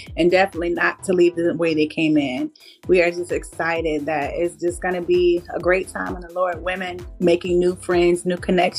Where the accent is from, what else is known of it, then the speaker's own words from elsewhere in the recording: Norfolk, Virginia, United States; I am from Norfolk, Virginia